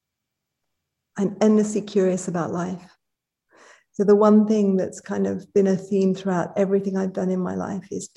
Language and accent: English; United Kingdom; also born or lived in London; I am British.